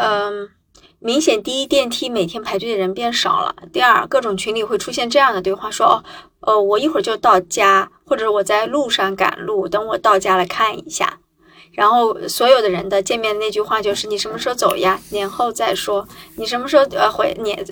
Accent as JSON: {"language": "Chinese", "region": "northern China", "country": "China", "moved": "as an adult", "said": "我是北方人嘛，那我在南方生活"}